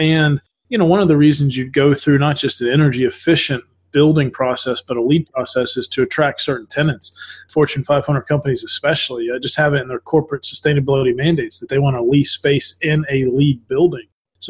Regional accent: North Georgia mountains, United States; moved away as an adult; now in Atlanta, United States; I'm based here in Atlanta, Georgia, but I grew up in the North Georgia mountains. So I grew up in a rural area.

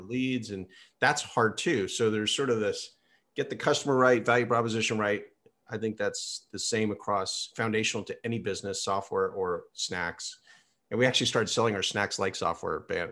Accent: Silicon Valley, California, United States; I grew up here in Silicon Valley

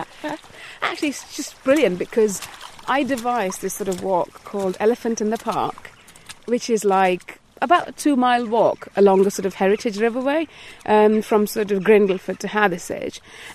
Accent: India; moved away as an adult; now in Sheffield, United Kingdom; I didn't grow up here, I grew up in India.

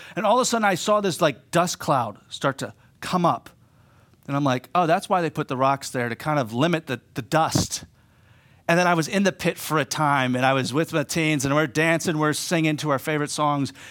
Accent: Pittsburgh, Pennsylvania, United States; moved away as an adult; also born or lived in East Homer, New York; now in Homer, United States; I'm from Pittsburgh originally.

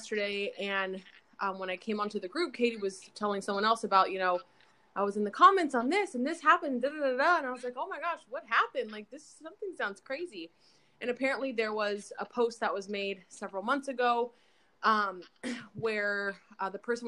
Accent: Apple Valley, California, United States; I grew up in Apple Valley, California

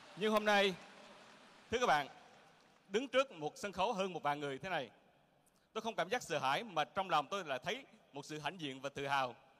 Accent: Quang Ngai, Vietnam; Tôi sinh ra ở Quảng Ngãi.

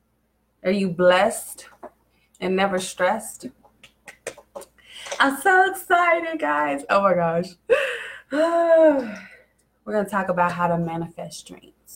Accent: Kansas City, Missouri, United States; I come from Kansas City, Missouri. I was actually moved all around Kansas City, honestly. I first started off, I lived in the west side of Kansas City, which when I grew up was a high area

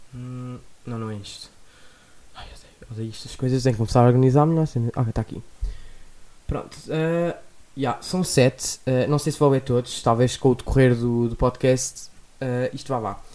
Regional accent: Lisbon, Portugal; sou de Lisboa

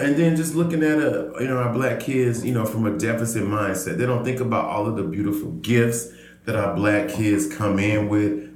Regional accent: Georgia, United States; moved away as an adult; now in Oakland, United States; a fellow native son of Georgia

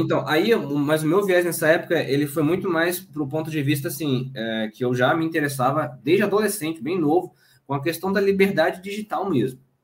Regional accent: Espírito Santo, Brazil; moved away as an adult; now in Pernambuco, Brazil; eu nasci e cresci no Espírito Santo. Eu sou capixaba

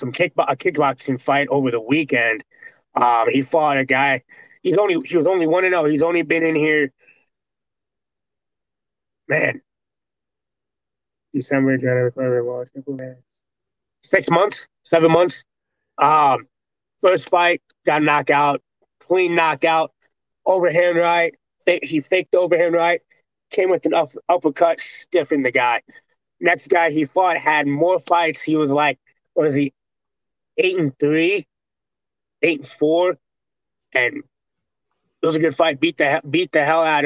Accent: Waterloo, Iowa, United States; now in Des Moines, United States; I'm from Waterloo, Iowa, which is like 2 hours away from here.

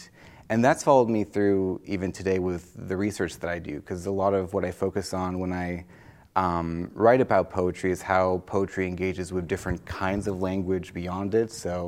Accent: France; English is a second language; So I was born and raised in France, but I started learning English when I was fairly young. I lived all in lots of different places in France.

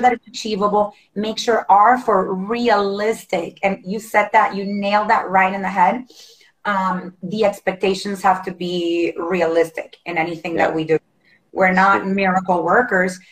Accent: Honduras; now in United States; I'm originally from Honduras, tiny little oh. country in Central America

